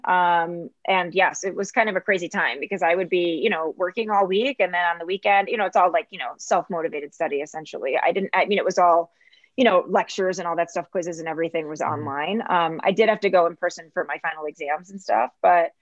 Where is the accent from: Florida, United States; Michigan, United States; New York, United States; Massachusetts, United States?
New York, United States; Rochester; moved away; also born or lived in Miami / Istanbul / Chicago; my hometown, Rochester, New York